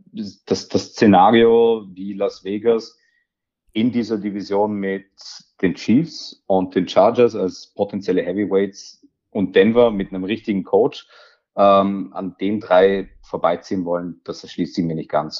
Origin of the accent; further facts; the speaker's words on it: Austria; mich als gebürtigen Österreicher